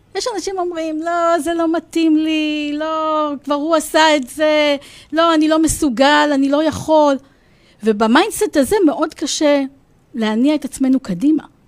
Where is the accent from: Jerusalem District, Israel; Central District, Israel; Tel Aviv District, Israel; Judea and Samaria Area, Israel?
Central District, Israel; Rosh HaAyin; אני אמנם גדלתי בראש העין